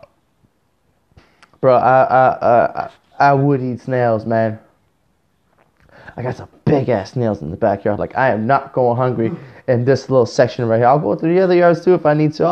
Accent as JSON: {"language": "English", "country": "Canada", "said": "I'm Canadian."}